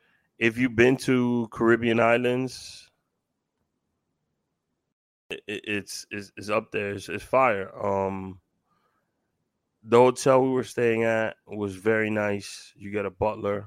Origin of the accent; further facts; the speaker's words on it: New York City, New York, United States; moved away; Growing up in Washington Heights